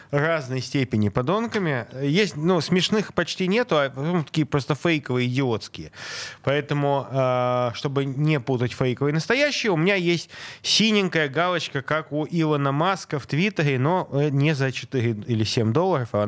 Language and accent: Russian; Saint Petersburg, Russia; Я из Санкт-Петербурга